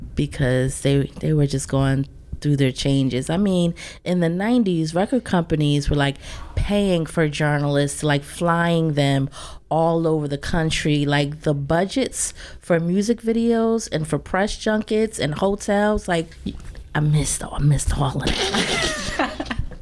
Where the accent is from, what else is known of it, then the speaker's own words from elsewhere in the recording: Willingboro, New Jersey, United States; also born or lived in Plainfield, New Jersey / Piscataway, New Jersey; I've kind of been all around Jersey, but then in high school I settled down, maybe like more so sixth grade, settled down with my family in Willingboro